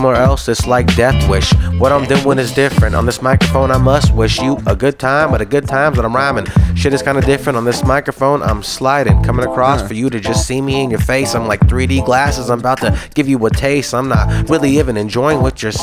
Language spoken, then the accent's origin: English; Lodi, California, United States; I'm from Lodi, California